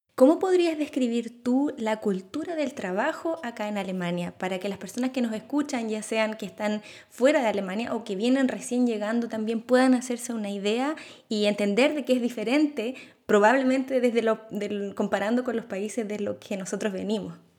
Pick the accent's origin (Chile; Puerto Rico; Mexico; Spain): Chile; now in Germany; yo vengo de Chile